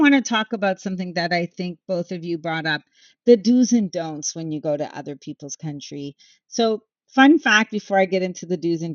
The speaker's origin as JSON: {"language": "English", "country": "Canada", "said": "I'm Canadian. The three of us, like, we've lived in Canada. We understand Canada"}